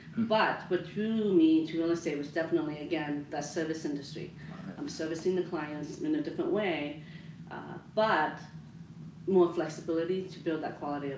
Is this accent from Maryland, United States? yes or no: yes; Maryland, United States; moved away as an adult; also born or lived in Colorado; But I grew up in Maryland, and so that's where I met my husband.